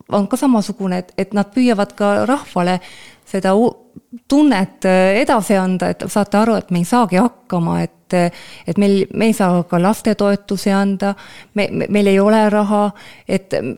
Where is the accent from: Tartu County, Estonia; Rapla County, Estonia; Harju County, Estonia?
Tartu County, Estonia; Elva; sündisin Elvas, äh, Lõuna-Eestis, väike linn